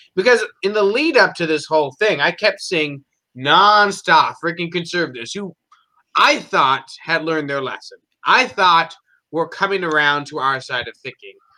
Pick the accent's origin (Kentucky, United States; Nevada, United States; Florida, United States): Florida, United States; now in Nebraska, United States; I grew up in Florida.